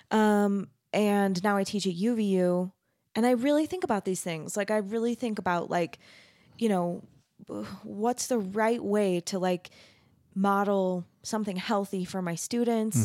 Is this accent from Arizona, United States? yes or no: yes; Mesa, Arizona, United States; also born or lived in Texas; I grew up in Arizona. I'm from Mesa